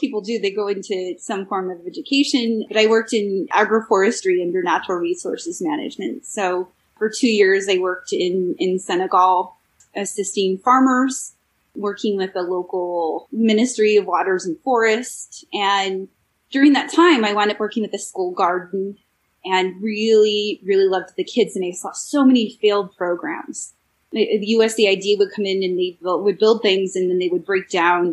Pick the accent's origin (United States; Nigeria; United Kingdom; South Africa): United States; California; I grew up in California, and in the California system